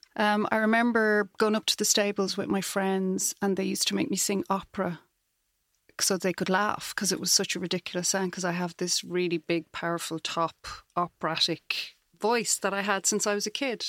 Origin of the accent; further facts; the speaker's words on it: Dublin, Leinster, Ireland; moved away as an adult; now in Galway, Ireland; I grew up in Dublin. I lived there till I was about thirty and then moved to Galway.